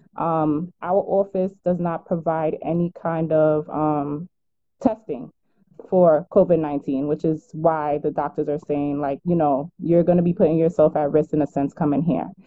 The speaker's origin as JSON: {"language": "English", "region": "New York", "country": "United States", "said": "I am from New York. I live in Brooklyn"}